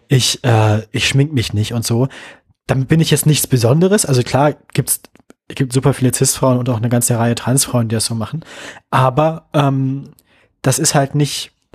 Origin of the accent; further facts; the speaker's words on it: West Germany, Germany; now in Leipzig, Germany; als Wessi